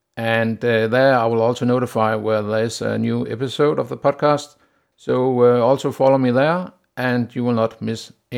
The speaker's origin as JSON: {"language": "English", "country": "Denmark", "second_language": "English", "lives_now": "Warsaw, Poland", "said": "I'm originally from Denmark, but I have lived and done business in Poland since 2008, and I live in Warsaw"}